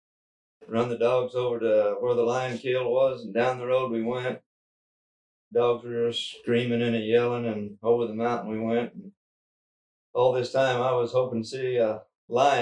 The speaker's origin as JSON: {"language": "English", "town": "Globe", "region": "Arizona", "country": "United States", "tie": "born or raised there", "moved": "yes", "lives_now": "Cedar City, United States", "said": "I was born and raised down in Globe, Arizona"}